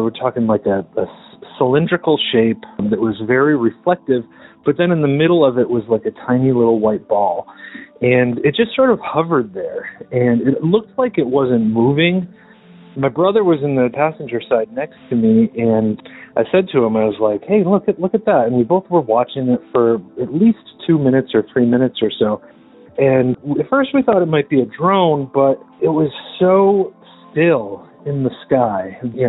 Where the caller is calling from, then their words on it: Medford, Massachusetts, United States; I'm calling from Medford, Massachusetts